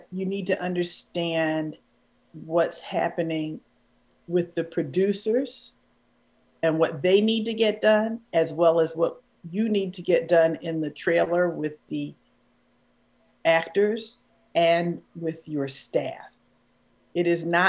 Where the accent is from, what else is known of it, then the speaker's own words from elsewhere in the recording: Philadelphia, Pennsylvania, United States; moved away as an adult; also born or lived in Chicago, United States; it's my hometown.